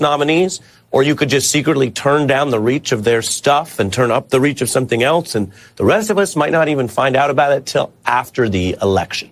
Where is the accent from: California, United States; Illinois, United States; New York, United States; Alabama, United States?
New York, United States; we're from New York